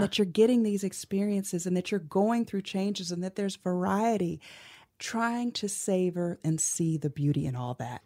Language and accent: English; Cleveland, Ohio, United States; I grew up in Cleveland, Ohio